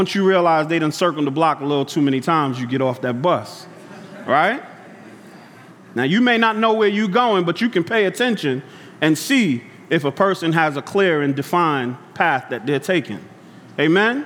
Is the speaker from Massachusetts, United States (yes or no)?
no; New York City, New York, United States; growing up in Brooklyn, Bed-Stuy